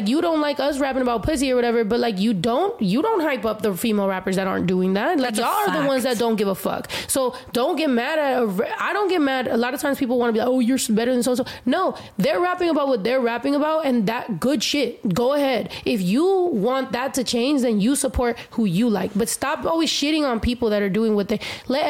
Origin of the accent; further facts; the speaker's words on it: United States; for me being Mexican American, but also, you know, I'm queer, but, like, I'm not just Mexican. I'm not just, like, American. Like, I'm Mexican-American